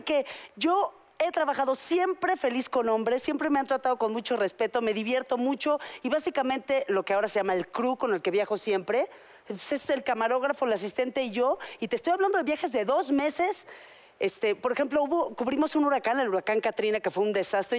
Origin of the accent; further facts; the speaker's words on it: Mexico; yo todavía me crié en México